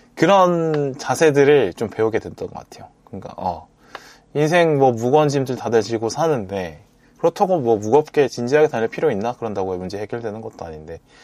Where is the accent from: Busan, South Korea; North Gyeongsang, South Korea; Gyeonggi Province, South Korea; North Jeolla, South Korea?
Busan, South Korea; moved away as an adult; 저도 고등학교를 부산에서 다녔기 때문에 어떤 부산 사람으로서의 감성을 갖고 세상을 보는 느낌이 있다고